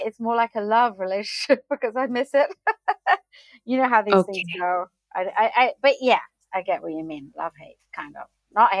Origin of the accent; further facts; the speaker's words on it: Kenya; now in United Kingdom; I'm half American, half British, but I grew up in Africa, in Kenya.